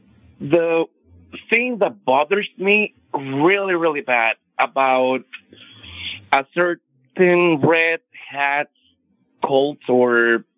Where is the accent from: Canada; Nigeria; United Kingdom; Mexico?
Mexico; moved away; also born or lived in Kansas City, United States; I am a Mexican. I was born in Mexico, moved to Kansas City back in 2005.